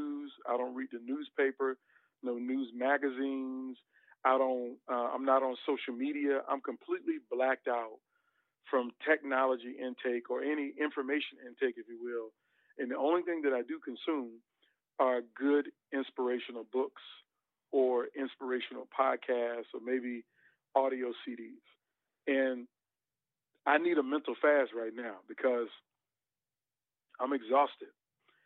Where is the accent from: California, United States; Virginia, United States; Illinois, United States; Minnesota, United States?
Virginia, United States; Norfolk; moved away as an adult; also born or lived in Portsmouth, Virginia; now in South Carolina, United States; born in Portsmouth. I went to elementary school in Norfolk. So I really consider Norfolk home